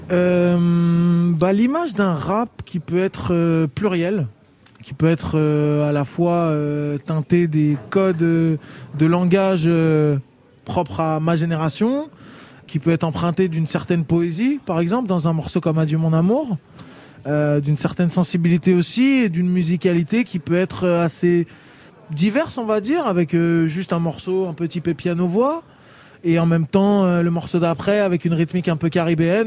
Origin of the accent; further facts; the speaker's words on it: France; on a grandi en France